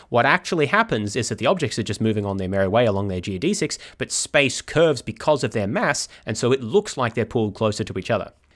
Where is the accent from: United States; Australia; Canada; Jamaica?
Australia; Melbourne, Victoria; my hometown is Melbourne, Australia